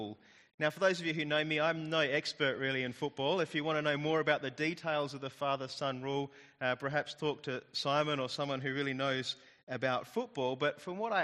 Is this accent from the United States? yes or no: no; Australia; being Australian